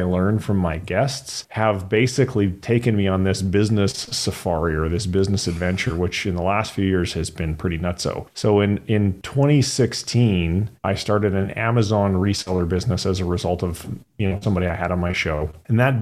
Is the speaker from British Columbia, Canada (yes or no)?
yes; British Columbia, Canada; moved away as an adult; also born or lived in Fraser Valley; now in United States; I grew up in British Columbia, though I no longer live in the Fraser Valley. I'm out in the States now